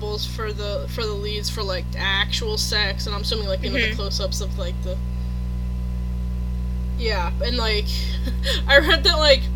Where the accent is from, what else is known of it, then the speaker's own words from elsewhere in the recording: California, United States; As a Californian